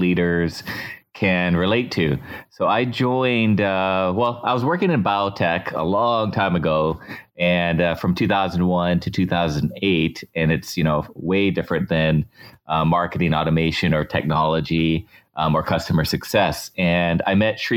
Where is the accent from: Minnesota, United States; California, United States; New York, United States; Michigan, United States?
California, United States; San Diego; I moved on to MyTech Systems in San Diego, my hometown.